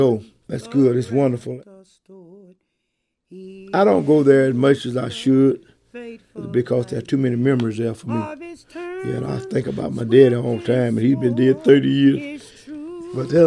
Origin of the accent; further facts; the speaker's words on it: Wellington, Texas, United States; This is my hometown